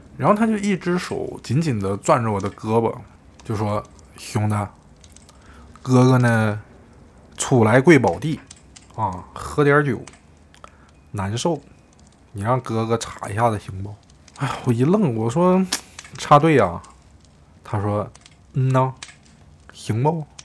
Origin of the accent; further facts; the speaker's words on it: Shandong, China; 我是一名来自山东的大学生